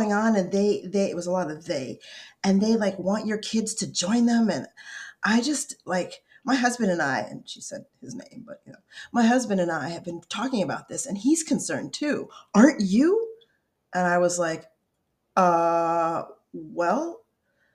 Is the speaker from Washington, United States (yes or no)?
no; Colorado, United States; also born or lived in upstate New York; growing up in Colorado and in the tiny town in upstate New York that we grew up in first